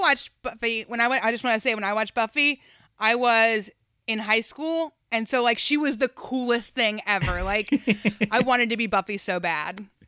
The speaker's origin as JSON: {"language": "English", "region": "the South", "country": "United States", "said": "I'm from the South"}